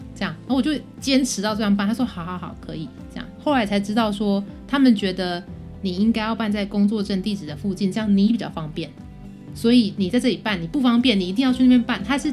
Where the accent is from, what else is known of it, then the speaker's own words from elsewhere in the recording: Taiwan; moved away as an adult; now in Bangkok, Thailand; 我来自台湾